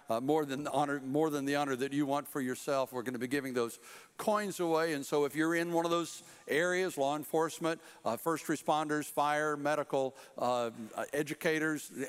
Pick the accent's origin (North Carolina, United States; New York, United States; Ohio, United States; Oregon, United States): North Carolina, United States; Fort Bragg; born there; My dad was 82nd Airborne. I was born on Fort Bragg, and so I was an Army brat for a while